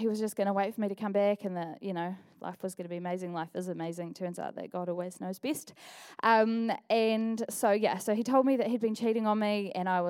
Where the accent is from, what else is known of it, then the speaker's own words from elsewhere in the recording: Dunedin, Otago, New Zealand; also born or lived in Auckland; I've been attending Equippers Dunedin since the day that I came home from Auckland 12 years ago